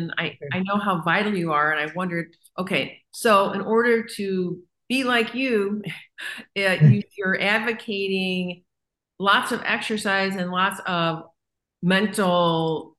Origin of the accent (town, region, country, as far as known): St. Louis, Missouri, United States